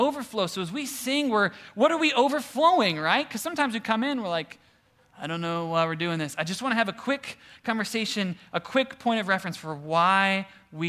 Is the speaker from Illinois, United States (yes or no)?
no; Cleveland, Ohio, United States; we're from Cleveland-ish